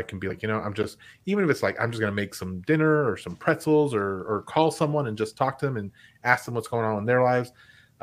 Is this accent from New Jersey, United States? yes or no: no; Lubbock, Texas, United States; moved away; I went to Lubbock. I went back to my hometown